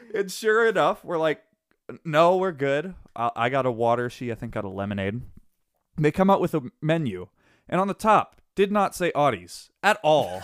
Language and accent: English; Wisconsin, United States; I come from Wisconsin